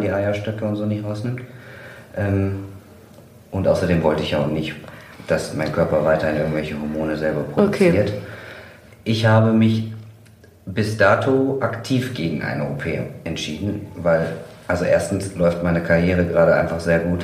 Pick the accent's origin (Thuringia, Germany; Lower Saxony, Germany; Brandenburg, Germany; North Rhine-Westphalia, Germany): North Rhine-Westphalia, Germany; Kevelaer; Ich komme aus Kevela